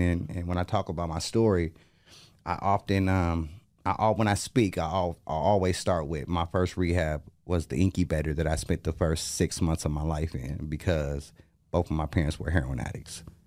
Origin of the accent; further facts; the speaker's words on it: Portland, United States; I'm from Portland